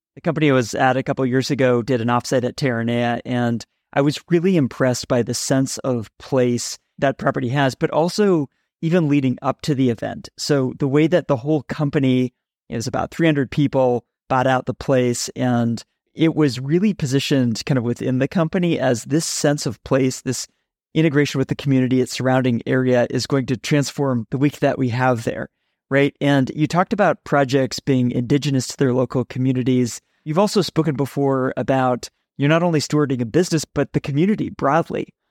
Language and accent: English; San Francisco, California, United States; I'm from San Francisco.